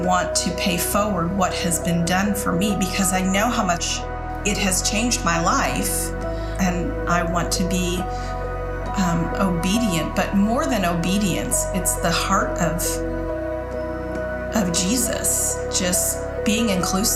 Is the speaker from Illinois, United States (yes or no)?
yes; Chicago, Illinois, United States; I was born and raised in the Chicago area